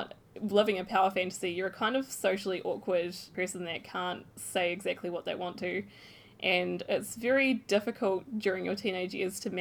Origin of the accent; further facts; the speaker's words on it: New Zealand; moved away; I came from New Zealand